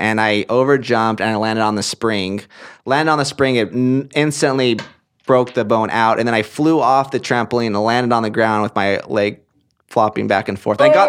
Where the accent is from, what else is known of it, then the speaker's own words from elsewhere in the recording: Portland, Oregon, United States; This was in Oregon. I'm from Portland, Oregon. That's where I grew up. That's where I was raised.